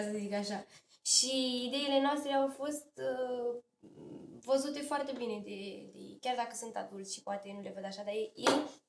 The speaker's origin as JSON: {"language": "Romanian", "town": "Slobozia", "region": "Ialomița County", "country": "Romania", "said": "orașul Slobozia"}